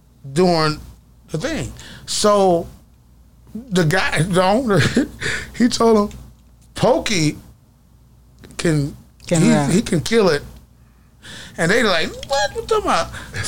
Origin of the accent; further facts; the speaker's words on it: the South, United States; So it was like, man, I'm from the South. I don't know how to rap like that.